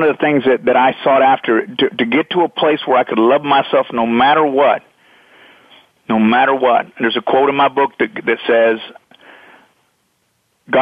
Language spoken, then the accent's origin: English; Texas, United States; I grew up in Texas